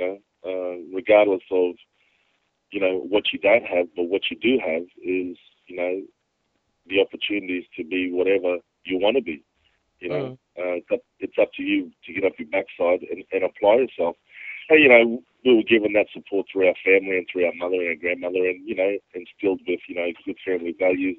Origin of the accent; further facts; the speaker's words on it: Cairns, Queensland, Australia; also born or lived in Torres Strait Islands; I grew up in Cairns and in the Torres Straits as well